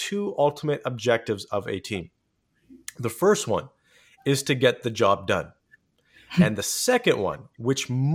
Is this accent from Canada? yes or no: yes; Canada; I'm Canadian, so I say processes.